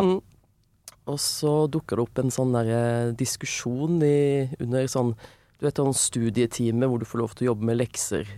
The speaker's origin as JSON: {"language": "Norwegian", "town": "Søgne", "region": "Agder", "country": "Norway", "tie": "born or raised there", "also_born_or_lived": "Vågsbygd, Kristiansand", "moved": "yes", "lives_now": "Oslo, Norway", "said": "Men så har jeg vokst opp i Søgne, utenfor Kristiansand."}